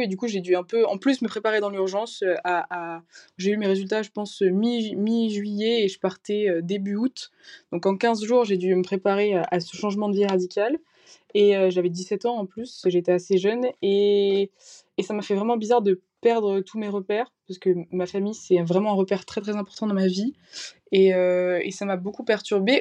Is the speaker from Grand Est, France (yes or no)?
no; near Valenciennes, Hauts-de-France, France; moved away as an adult; now in Lyon, France; je viens du nord de la France près de, près de Valenciennes